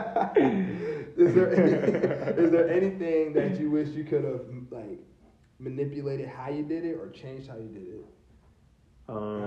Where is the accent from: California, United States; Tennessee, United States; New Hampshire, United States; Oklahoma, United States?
Oklahoma, United States; Pink; also born or lived in Del City, Oklahoma / Norman, Oklahoma / Spencer, Oklahoma; I was raised in Pink. You know, I didn't necessarily ever live there